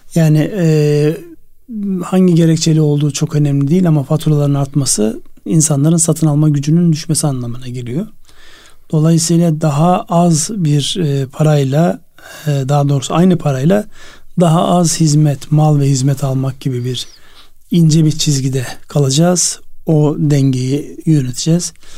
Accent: Çıldır Lake area, Ardahan, Turkey; moved away; benim memleketimde Çıldır Gölü

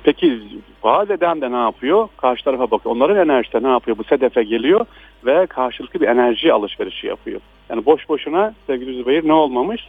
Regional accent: Aksaray, Aksaray Province, Turkey; ben de Aksaraylıyım.

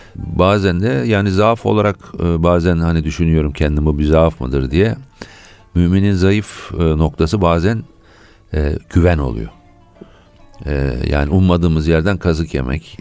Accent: Ankara, Turkey; also born or lived in United Kingdom / United States; ben 1960 Ankara doğumluyum. Baba tarafından Gaziantep'liyim. Annem İstanbullu.

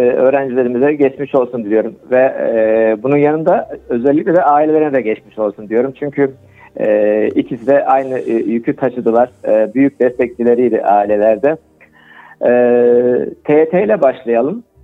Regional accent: Kayseri Province, Turkey; also born or lived in Ankara; 1963 Kayseri doğumluyum. Ee, ilk orta lise e, eğitimini Kayseri'de aldıktan sonra

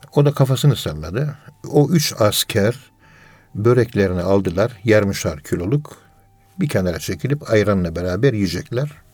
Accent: Ankara, Turkey; Ben Ankara'nın yerlisiyim

